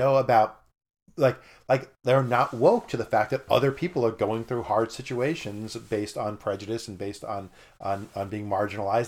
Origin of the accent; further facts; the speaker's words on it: New York, United States; moved away; I grew up in New York, and to me, Christian meant Catholic